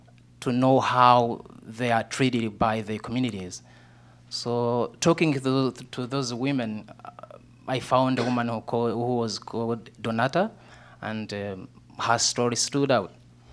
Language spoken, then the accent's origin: English; Southern Province, Rwanda; So I grew up in a small village in southern Rwanda, which is my hometown